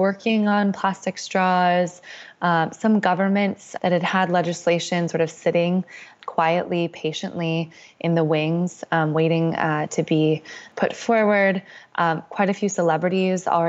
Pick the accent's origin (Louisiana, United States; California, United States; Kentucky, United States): California, United States; Bay Area, Northern; I grew up in Northern California. I grew up in the Bay Area